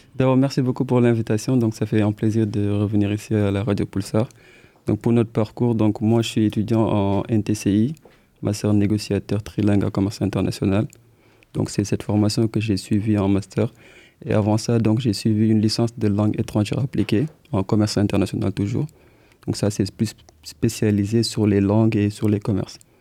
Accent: Senegal; moved away as an adult; now in Poitiers, France; on est des étudiants donc, euh, du Sénégal, donc on est originaire du Sénégal

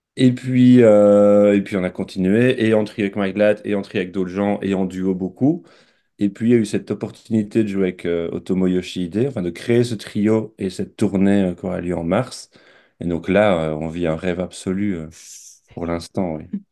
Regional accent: Belgium; now in France; je suis né, j'ai grandi en Belgique, je vis maintenant en France

